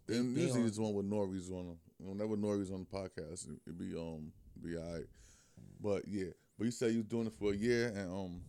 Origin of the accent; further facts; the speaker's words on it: Trenton, New Jersey, United States; also born or lived in Bronx; I'm from the Bronx, but I'm from Trenton.